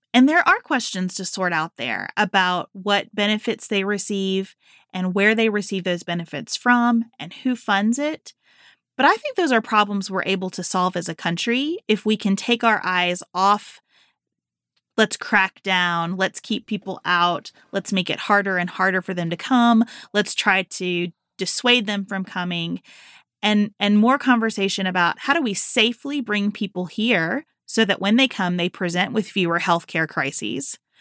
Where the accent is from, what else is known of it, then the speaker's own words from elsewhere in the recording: Western Kentucky, United States; moved away as an adult; now in Northern Kentucky, United States; I grew up in Western Kentucky